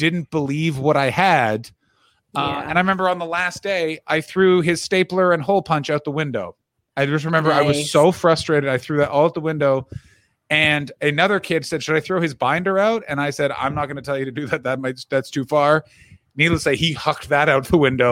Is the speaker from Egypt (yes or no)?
no; Canada; I will one day be a Canadian with an American passport